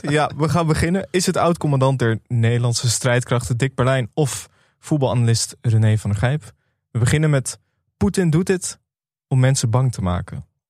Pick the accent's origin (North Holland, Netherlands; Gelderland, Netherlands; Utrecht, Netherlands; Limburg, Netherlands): North Holland, Netherlands; Amsterdam; ik kom uit Amsterdam